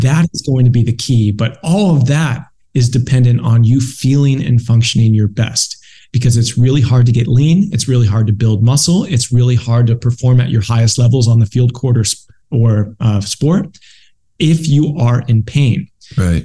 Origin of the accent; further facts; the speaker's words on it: Buffalo, New York, United States; moved away as an adult; also born or lived in San Diego, California; I ended up moving from Buffalo, New York, my hometown, where I spent my first 24 years on this earth, out to San Diego, California.